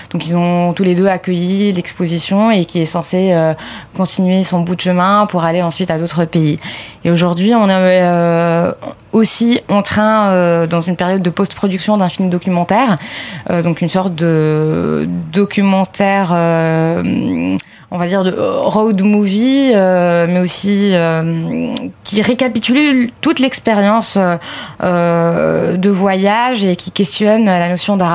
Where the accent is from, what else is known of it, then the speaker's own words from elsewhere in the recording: Lebanon; j'ai certes des origines arméniennes, je suis libanais avant tout